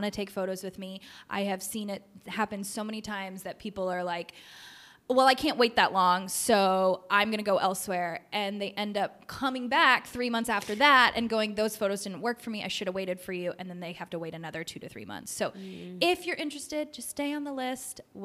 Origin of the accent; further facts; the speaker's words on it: the South, United States; I am from the South